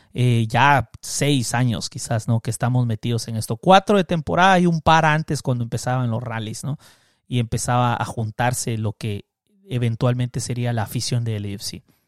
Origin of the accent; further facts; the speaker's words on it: Cobán, Alta Verapaz, Guatemala; moved away; yo tengo el equipo de mi infancia, el Cobán Imperial de Guatemala, que no lo pasan en la televisión y que rara vez yo pude ver, que mi papá me llevó un par de veces a verlos jugar. De ahí me mudé fuera de mi pueblo